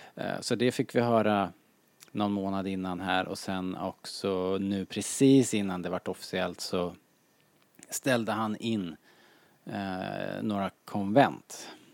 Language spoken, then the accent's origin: Swedish; Sweden; som svensk